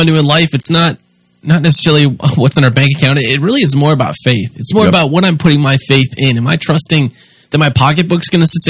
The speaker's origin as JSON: {"language": "English", "country": "United States", "said": "even as an American"}